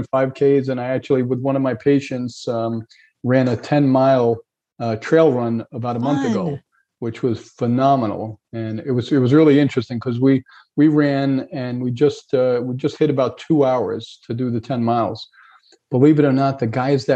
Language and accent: English; New York, United States; moved away as an adult; also born or lived in Hauppauge, New York; now in Fort Myers, United States; I grew up in New York.